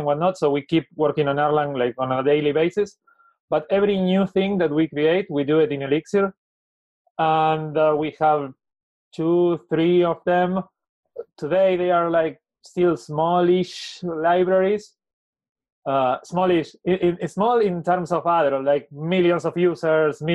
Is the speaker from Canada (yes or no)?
no; Argentina; from Argentina.